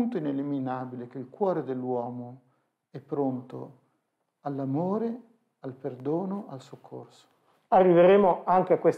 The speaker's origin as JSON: {"language": "Italian", "town": "Genoa", "region": "Liguria", "country": "Italy", "said": "essendo genovese d'origine eh, tante volte ci siamo ritrovati a spalare a Genova"}